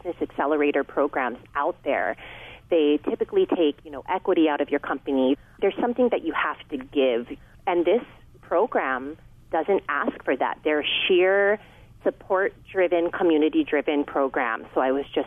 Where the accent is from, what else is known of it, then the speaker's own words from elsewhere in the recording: Hawaii, United States; I'm a mom. I'm Hawaiian